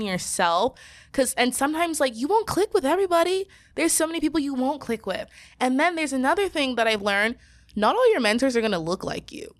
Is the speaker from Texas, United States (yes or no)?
no; Southern California, United States; being from Southern California and being raised by Nigerian parents